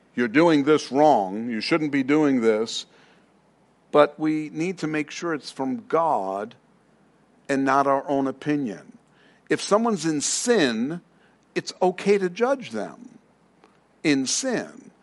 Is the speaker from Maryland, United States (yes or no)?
no; New York City, New York, United States; now in Arizona, United States; I'm from Queens, if you didn't know. Uh, I'm from New York.